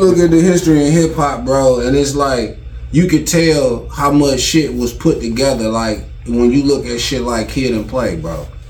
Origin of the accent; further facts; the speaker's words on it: Detroit, Michigan, United States; I'm from Detroit, Michigan